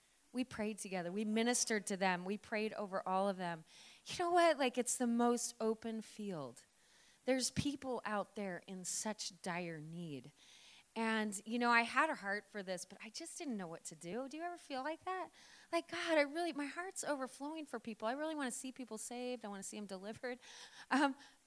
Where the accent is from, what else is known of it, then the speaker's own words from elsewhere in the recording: Oregon, United States; now in Victoria, Australia; I'm from Oregon originally